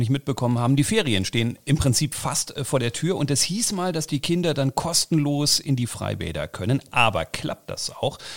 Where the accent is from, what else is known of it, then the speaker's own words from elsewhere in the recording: Berlin, Germany; Ich bin ja in West-Berlin aufgewachsen. Da gibt es ganz viele Straßenbäume.